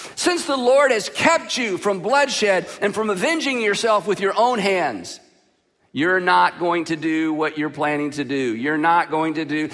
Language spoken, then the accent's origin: English; the South, United States; I'm from the South